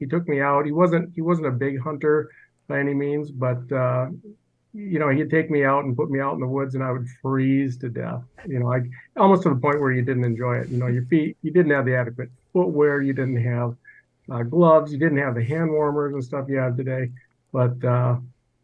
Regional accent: Northern Wisconsin, United States; from Northern Wisconsin, and I'm a real estate investor.

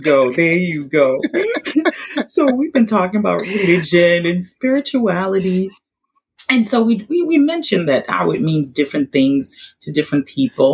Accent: Haiti; we're from Haiti

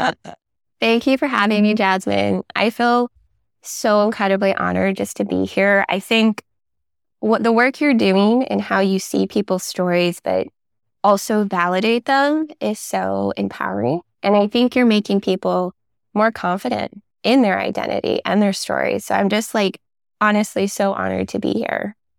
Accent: San Jose, California, United States; I was raised in Silicon Valley, white suburbia, working class parents

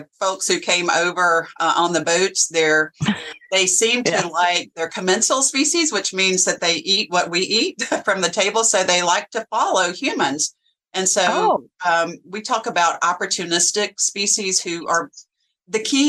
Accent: Alabama, United States; now in Virginia, United States; I grew up in Alabama

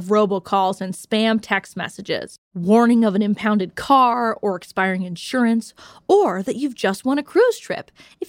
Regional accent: California, United States; my home state of California

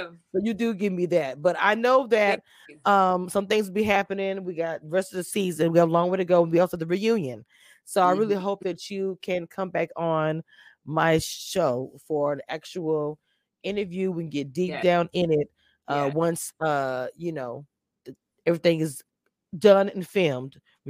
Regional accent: the South, United States; I am from the South

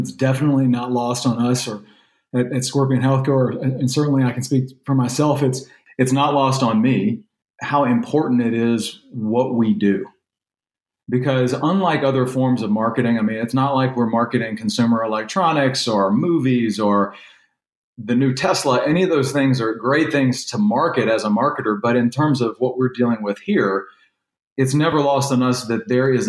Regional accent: Louisiana, United States; born there; now in Texas, United States

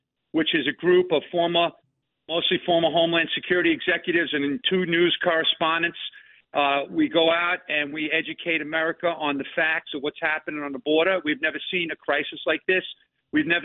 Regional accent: Long Island, New York, United States; now in Northern Virginia, United States; I grew up on Long Island

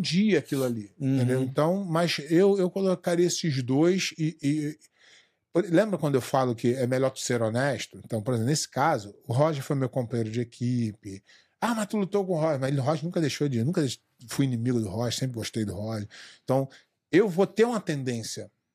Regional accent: Brazil; moved away as an adult; also born or lived in Rio de Janeiro; eu saí do Brasil há 14 anos

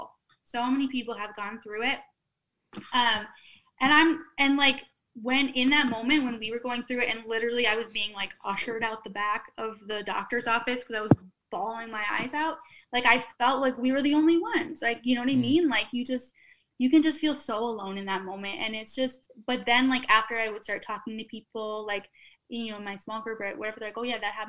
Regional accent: Minnesota, United States; accent: Minnesota; moved away as an adult; also born or lived in Austin / New York / Memphis; now in Florida, United States; from the Midwest, I guess. And just, I kind of like love going back and wearing flannels and putting on my Minnesota accent

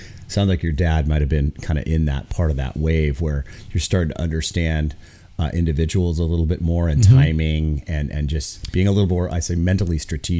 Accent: Aurora, Oregon, United States; Yeah, I'm from Aurora.

